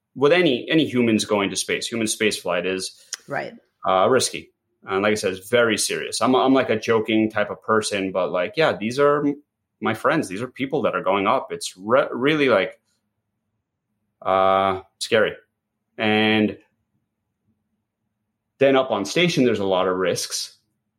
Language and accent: English; New York, United States; first language English; I grew up here in New York. My parents moved 1972